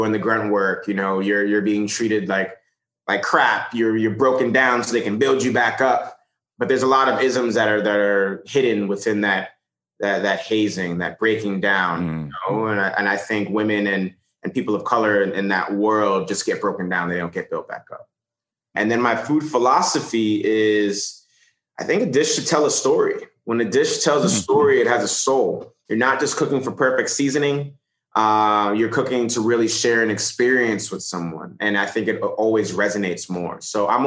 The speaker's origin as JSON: {"language": "English", "town": "New York City", "region": "New York", "country": "United States", "tie": "born or raised there", "said": "we grew up in the Bronx in a one bedroom apartment"}